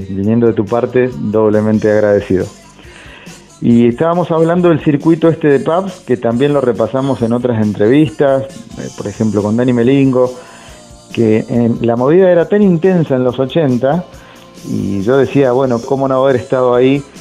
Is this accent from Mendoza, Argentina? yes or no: yes; San Rafael, Mendoza, Argentina; Nosotros, yo transcurrió mi adolescencia, infancia, adolescencia en San Rafael, en una ciudad de Mendoza, el sur de Mendoza, tal vez la conozcas.